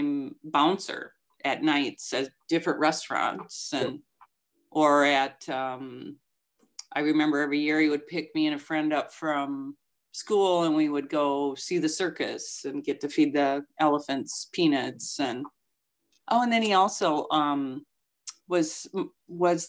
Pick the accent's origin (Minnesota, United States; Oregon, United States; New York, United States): Minnesota, United States; Minneapolis; moved away as an adult; also born or lived in Germany; now in Milwaukee, United States; I grew up in Minneapolis